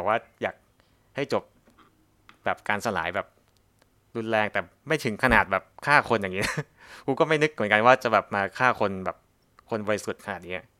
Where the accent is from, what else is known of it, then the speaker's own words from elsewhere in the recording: Southern Thailand, Thailand; ในฐานะที่เป็นคนใต้